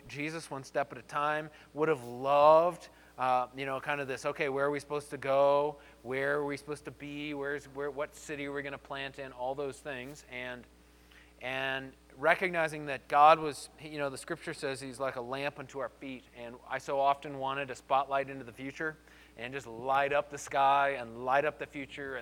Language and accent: English; Colorado Springs, Colorado, United States; I grew up here in Colorado Springs, and I grew up going to New Life